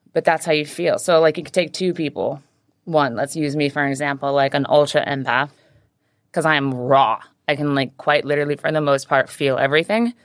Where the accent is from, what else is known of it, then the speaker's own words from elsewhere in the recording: Pocatello, Idaho, United States; also born or lived in Maui, Hawaii / Portland; now in Hong Kong; I was born on Maui. I lived there till I was six, and then I was raised in a small town called Pocatello, Idaho